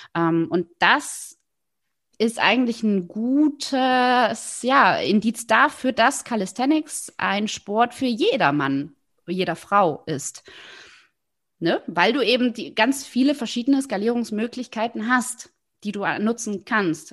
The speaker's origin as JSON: {"language": "German", "area": "the East", "region": "eastern Germany", "country": "Germany", "tie": "born or raised there", "said": "Ich bin im Osten groß geworden"}